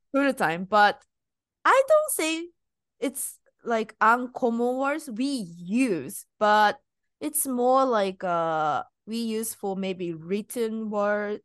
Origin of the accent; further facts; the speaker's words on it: Japan; now in United States; I'm Japanese and I'm living in US.